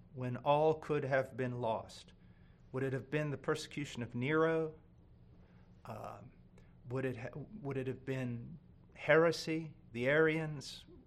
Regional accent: United States; I'm an American

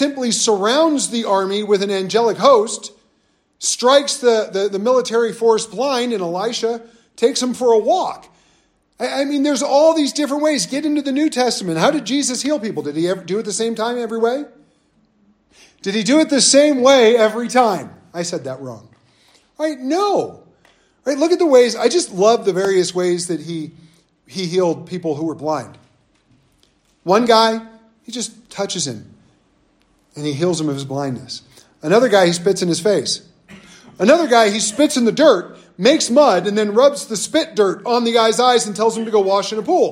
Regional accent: Southern California, United States; moved away as an adult; also born or lived in North Dakota; I grew up in Southern California

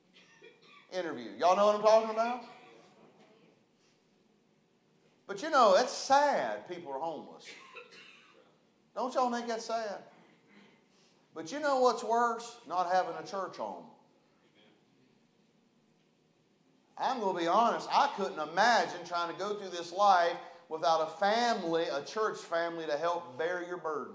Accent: West Virginia, United States; now in Chattanooga, United States; I'm from West Virginia

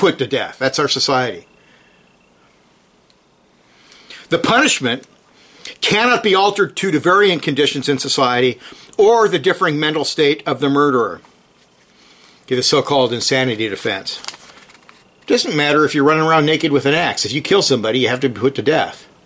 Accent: San Jose, California, United States; I'm from California

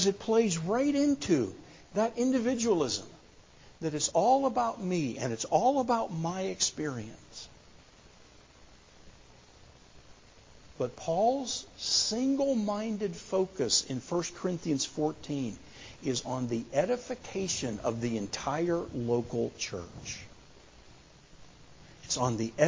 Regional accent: United States; as American Christians

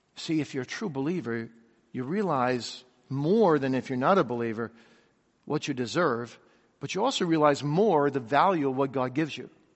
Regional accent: Kalamazoo, Michigan, United States; I grew up in Kalamazoo, Michigan

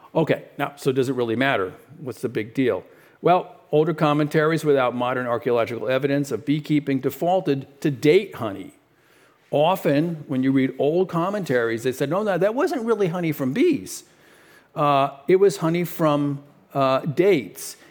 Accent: New York City, New York, United States; I was born in, uh, Brooklyn, New York

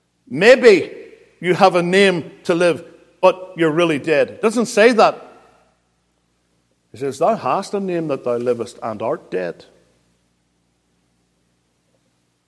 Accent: Northern Ireland, United Kingdom; moved away as an adult; now in United States; I come from Northern Ireland, even though I've lived in the States for 23 years.

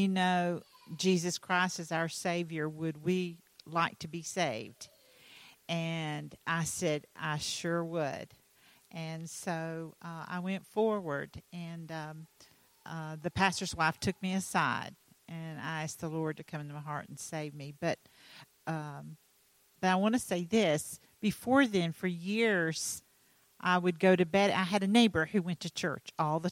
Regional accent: North Carolina, United States; I'm from North Carolina

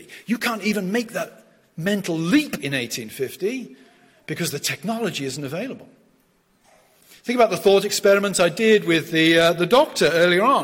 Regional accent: South West England, United Kingdom; moved away as an adult; I'm from the West Country of England.

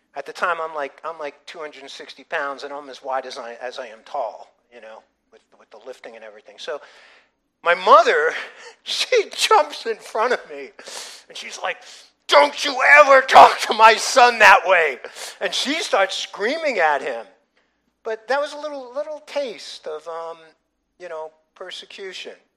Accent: United States; identifying my patriotism as an American

